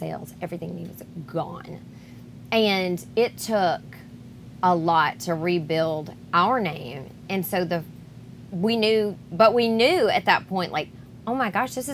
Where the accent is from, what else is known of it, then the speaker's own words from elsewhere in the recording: Franklin, Tennessee, United States; I grew up in Franklin